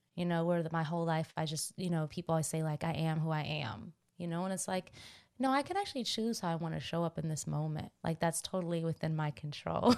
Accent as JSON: {"language": "English", "town": "Washington", "region": "District of Columbia", "country": "United States", "said": "I'm from Washington, D C"}